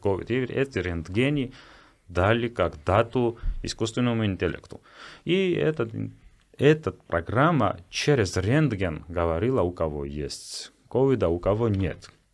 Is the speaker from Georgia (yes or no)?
yes; Georgia; я грузин